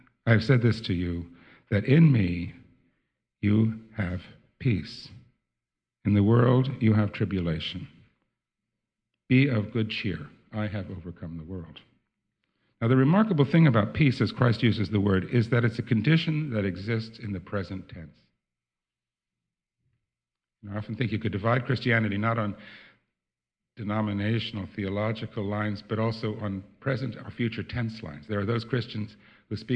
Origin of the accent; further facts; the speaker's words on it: New Jersey, United States; moved away as an adult; also born or lived in Holland; now in Netherlands; when I was growing up in New Jersey